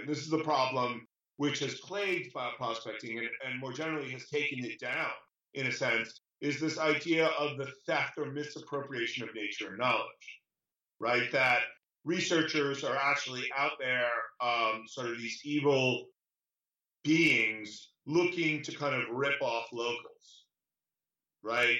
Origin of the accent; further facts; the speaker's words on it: New York, United States; I'm from New York originally